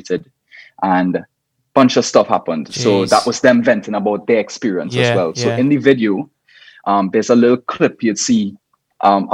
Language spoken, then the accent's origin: English; Trinidad & Tobago; growing up in the Caribbean and trying to do music outside of the norm for Trinidad